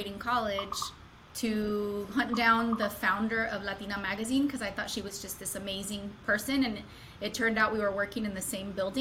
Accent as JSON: {"language": "English", "town": "Los Angeles", "region": "California", "country": "United States", "tie": "born or raised there", "moved": "as an adult", "lives_now": "Atlanta, United States", "said": "San Fernando Valley, Southern California, born and raised"}